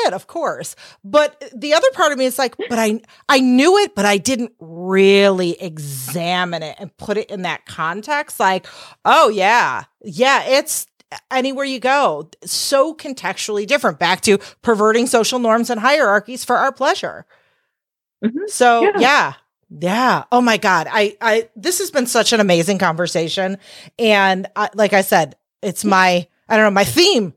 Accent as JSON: {"language": "English", "country": "United States", "said": "as an American"}